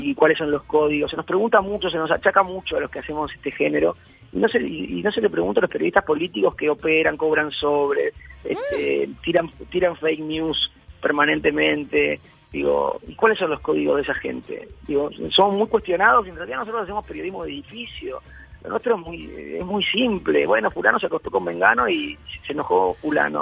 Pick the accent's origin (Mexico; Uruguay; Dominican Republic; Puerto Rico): Uruguay; now in Buenos Aires, Argentina; soy uruguayo